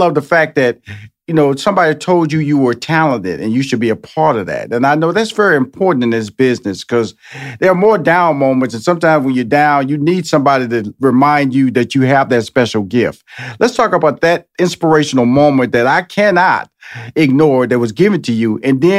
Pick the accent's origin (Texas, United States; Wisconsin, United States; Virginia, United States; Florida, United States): Texas, United States; You didn't come from Montana. I was born and raised in Texas.